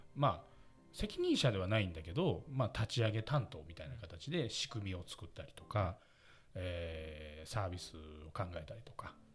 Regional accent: Osaka, Japan; accent: Osaka dialect; 大阪出身です。

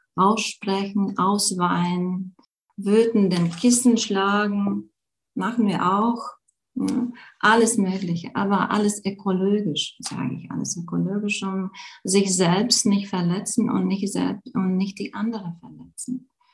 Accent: Latvia; German is a second language; moved away as an adult; now in Germany; bin Lettin, wirklich. Ich bin in Lettland geboren, aber schon seit, hm, ja, schon seit äh, zehn Jahren lebe ich in Deutschland

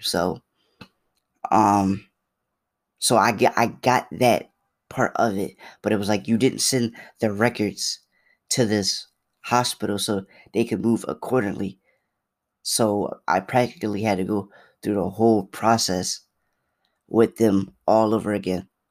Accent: Philadelphia, Pennsylvania, United States; I'm from Philly

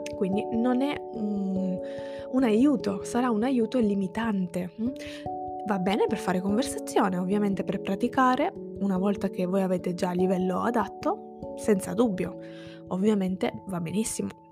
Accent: Sicily, Italy; first language Italian and Sicilian; ciò che per me è madrelingua sarebbe esclusivamente l'italiano e il siciliano

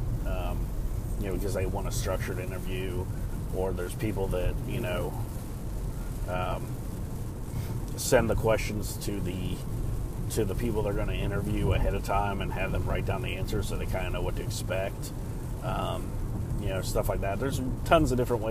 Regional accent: Ohio, United States; now in North Carolina, United States; my hometown of Ohio

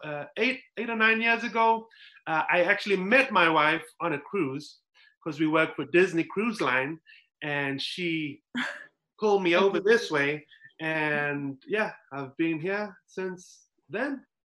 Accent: South Africa; moved away as an adult; now in United States; growing up in South Africa, so I grew up in a, um, a community that was well, it was completely colored.

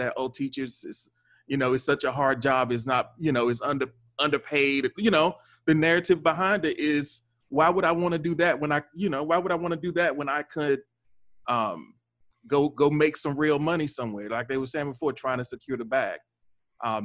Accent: North Carolina, United States; now in Baltimore, United States; I'm not from Baltimore. I grew up in North Carolina

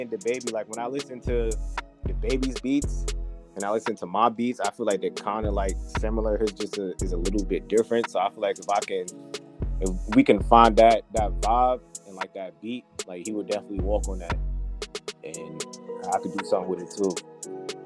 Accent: New York, United States; I'm from New York. I'm a New York dude

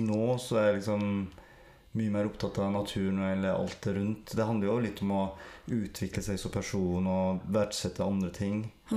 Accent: Sogn, Vestland, Norway; accent: Sogn dialect; Jeg snakker skikkelig sognedialekt og er odelsgutt

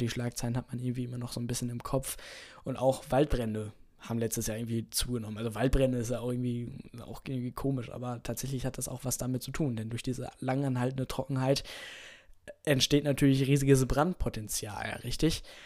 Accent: Germany; hier bei uns in Deutschland

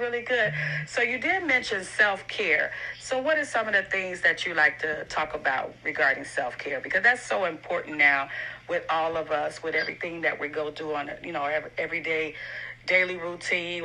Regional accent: Chicago, Illinois, United States; I'm from Chicago, the windy city

